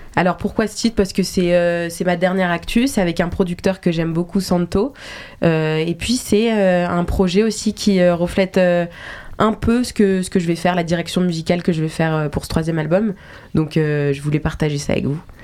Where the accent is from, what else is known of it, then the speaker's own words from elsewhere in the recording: Geneva, Switzerland; moved away as an adult; now in Paris, France; Genève parce que euh, bah, c'est là où j'ai grandi, c'est là où ma famille vit